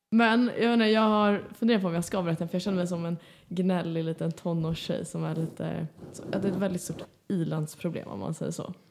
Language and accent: Swedish; Stockholm, Stockholm County, Sweden; moved away; jag var ju hemma i Stockholm för några helger sedan